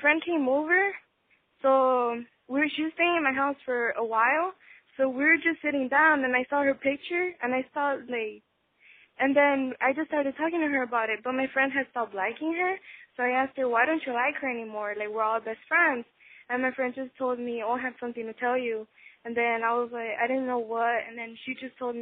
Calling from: Los Angeles, California, United States; I'm calling from L.A.

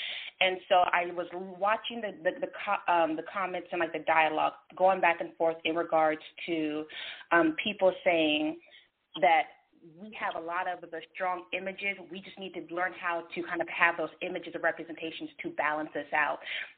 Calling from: California, United States; I'm calling from California.

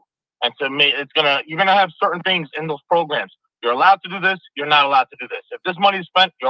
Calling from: New York City, New York, United States; I'm calling from the Bronx, New York City.

